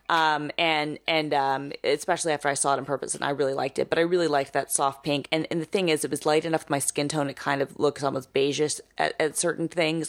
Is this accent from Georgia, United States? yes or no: yes; Atlanta, Georgia, United States; now in New York, United States; I grew up with it in Atlanta